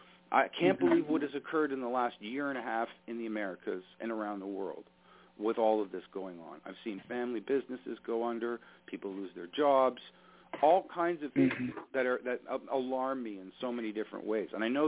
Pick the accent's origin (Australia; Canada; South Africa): Canada; As a Canadian, look, I've got relatives, mm-hmm. people I work with in the United States.